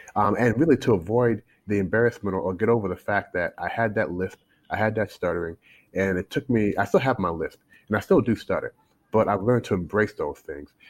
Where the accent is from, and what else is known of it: Louisville, Kentucky, United States; born or raised there; moved away as an adult; also born or lived in Toronto, Canada; now in China